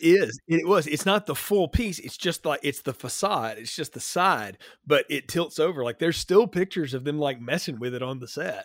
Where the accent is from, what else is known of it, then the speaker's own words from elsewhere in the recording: North Alabama, United States; I grew up in North Alabama